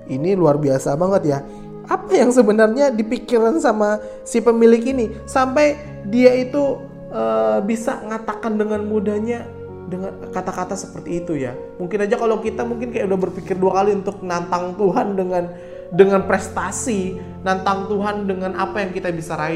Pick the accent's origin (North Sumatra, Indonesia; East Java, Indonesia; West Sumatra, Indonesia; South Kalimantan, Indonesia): South Kalimantan, Indonesia; now in Sidoarjo, Indonesia; saya asalnya dari Kalimantan Selatan dan sekarang sedang berpraktek di GPDI Elohim Sidoarjo Jawa Timur ya.